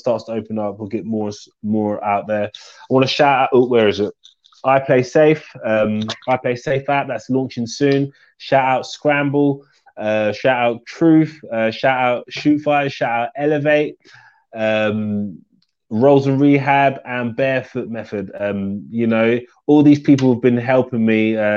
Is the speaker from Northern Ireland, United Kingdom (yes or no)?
no; London, United Kingdom; my hometown